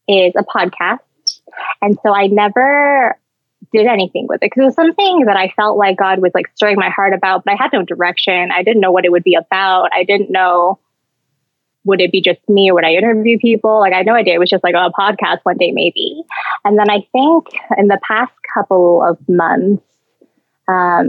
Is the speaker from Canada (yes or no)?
yes; Canada; now in Hong Kong; I'm not a citizen, so I'm Canadian